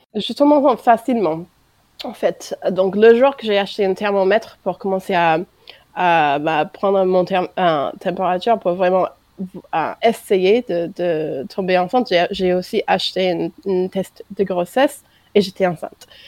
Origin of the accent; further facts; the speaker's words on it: United States; French is a second language; moved away as an adult; now in France; Je suis américaine d'origine et ça fait un peu plus que 4 ans que je suis en France, mariée avec un Français